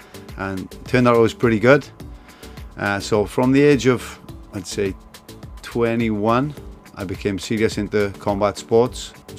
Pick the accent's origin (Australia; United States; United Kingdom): United Kingdom; South Wales; now in Hong Kong; I'm a Welshman here in Hong Kong.